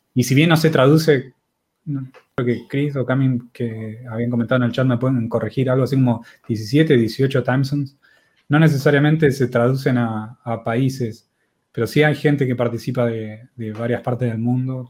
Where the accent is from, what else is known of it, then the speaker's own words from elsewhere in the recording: Argentina; somos de Argentina